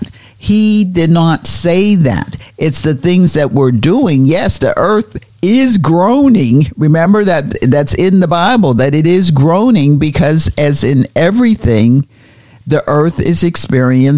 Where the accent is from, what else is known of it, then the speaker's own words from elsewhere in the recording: Pennsylvania, United States; moved away; when we were growing up in Pennsylvania, we had the Appalachian Mountains